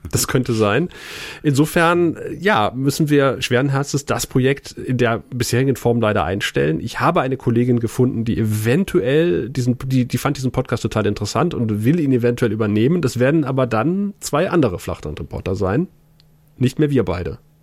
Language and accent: German; Lusatia, Germany; als Lausitzer